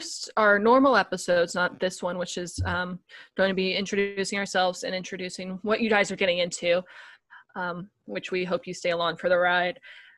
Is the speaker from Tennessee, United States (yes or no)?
yes; Tennessee, United States; But I'm actually from Tennessee, so it's very surprising I don't have a stronger Southern accent.